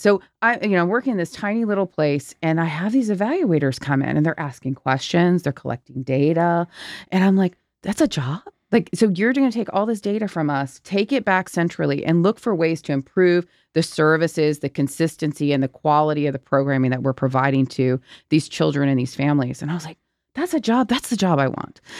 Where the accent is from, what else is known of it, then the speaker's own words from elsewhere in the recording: Virginia, United States; Virginia, my home state